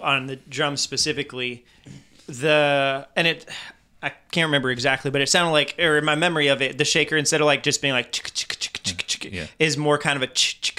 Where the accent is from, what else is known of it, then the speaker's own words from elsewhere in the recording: France; Yeah, growing up in, growing up in France, and I went to a very international church